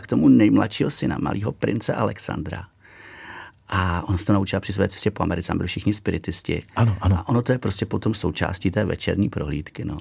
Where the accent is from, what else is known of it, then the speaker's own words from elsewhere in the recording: Bobnice, Central Bohemian Region, Czechia; also born or lived in Nymburk / Mcely / Loučeň; Narodil jsem se tedy samozřejmě v Nymburce, ale jinak hnedka po narození jsem s rodiči bydlel v nedalekých Mcelích, kde je druhý tuntaxický zámeček a potom, potom chvilku na loučení, ale opravdu jenom jako malý. No a pak už dál celý život bydlím na dohled zámku, nedalekých Bobnicích